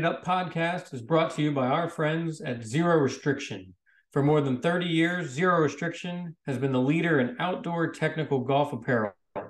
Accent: Spain; I like playing in Europe and I like supporting my home country in the Spanish Open and that kind of thing.

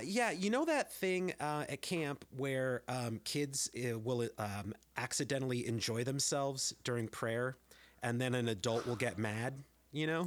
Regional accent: San Jose, California, United States; now in Berkeley, United States; I grew up in San Jose

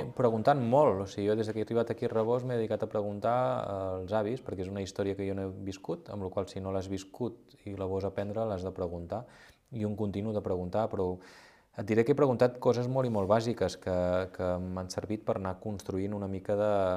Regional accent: Girona, Catalonia, Spain; moved away as an adult; now in Rabós, Spain; jo he nascut a Girona

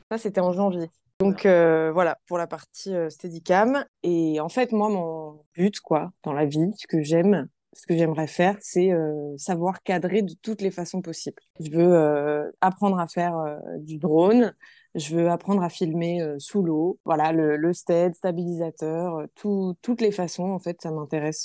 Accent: Guadeloupe; je suis née en Guadeloupe

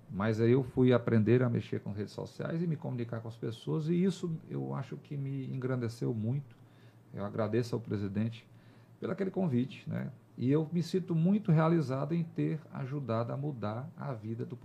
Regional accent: Teresina, Piauí, Brazil; pelo amor à Teresina, nós nos candidatamos a prefeito da nossa cidade, onde eu nasci, cresci, onde eu criei minha família.

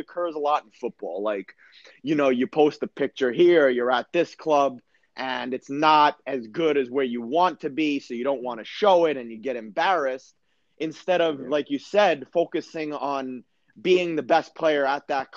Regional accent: United States; moved away as an adult; also born or lived in Sweden / Germany; I come from America

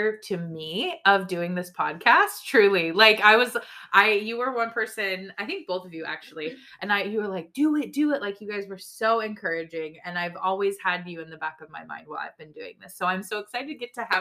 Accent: United States; we are both American. We are the minorities in our church.

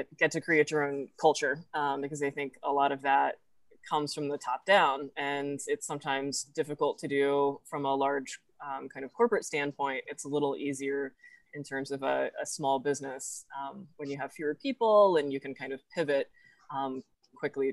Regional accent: Fayetteville, Arkansas, United States; I'm actually from Fayetteville and live in Fayetteville

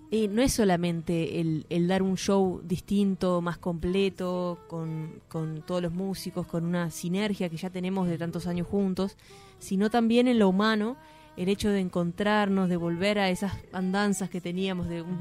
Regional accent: Rocha, Uruguay; moved away; No, no te olvides que yo soy de Rocha

